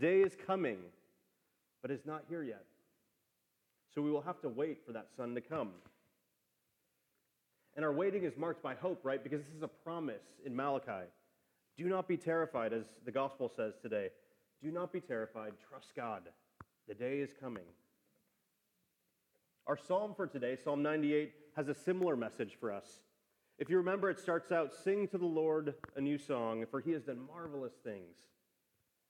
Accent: Wisconsin, United States; born or raised there; now in Austin, United States

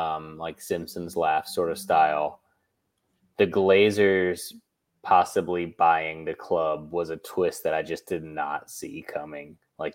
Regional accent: United Kingdom; very influential in my country. I'm British.

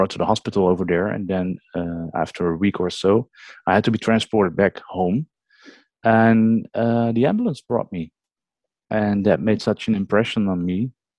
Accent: Netherlands; English is a second language; from the Netherlands. And I'm as we call it, ambulance nurse, because they don't have a paramedic system over here.

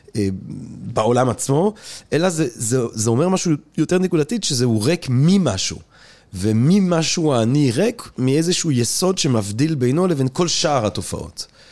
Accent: Antwerp, Flanders, Belgium; moved away; אני אנטוורפן של שנות ה-80

